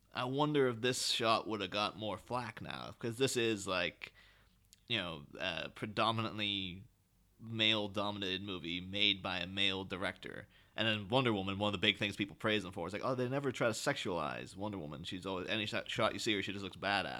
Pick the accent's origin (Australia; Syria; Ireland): Ireland; I, Irish guy